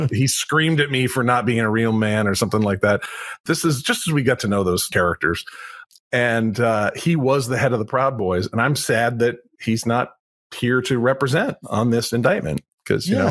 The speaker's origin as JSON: {"language": "English", "country": "United States", "said": "I'm an American guy, but I've lived other places"}